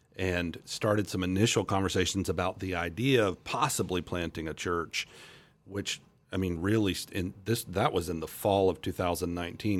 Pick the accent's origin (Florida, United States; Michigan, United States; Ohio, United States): Florida, United States; Central; moved away as an adult; now in Topeka, United States; my wife and I both were born and raised in Central Florida